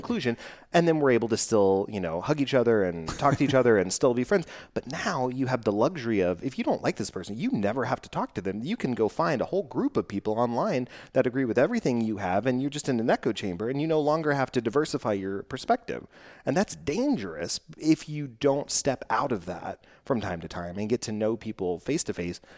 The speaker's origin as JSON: {"language": "English", "region": "Texas", "country": "United States", "said": "I'm from Texas."}